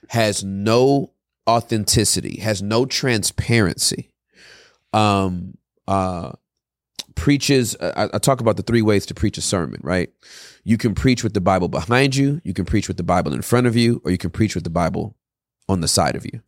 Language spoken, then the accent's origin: English; California, United States; I'm from Cali, born and raised.